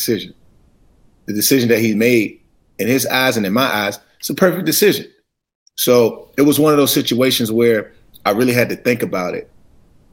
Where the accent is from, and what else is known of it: Washington, United States; born or raised there